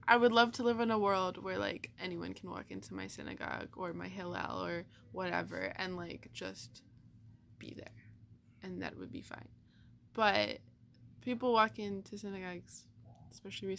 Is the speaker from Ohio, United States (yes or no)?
yes; Cleveland, Ohio, United States; I'm from Cleveland